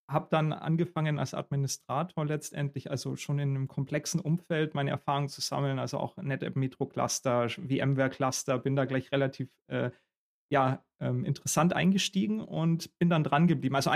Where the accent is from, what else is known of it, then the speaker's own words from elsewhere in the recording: Augsburg, Bavaria, Germany; now in Berlin, Germany; Eher der Kulturschock war dann so ein bisschen nach Berlin zu kommen. Ich komme ja ursprünglich aus Augsburg.